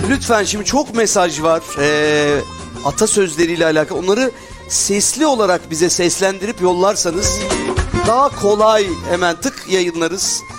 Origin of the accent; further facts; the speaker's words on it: Tekirdağ, Turkey; Tekirdağlı olarak. Evet bizim oralar meşhur.